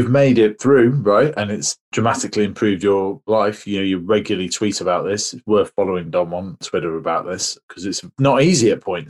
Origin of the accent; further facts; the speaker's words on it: United Kingdom; And we as the British do have an association with alcohol and that celebratory factor.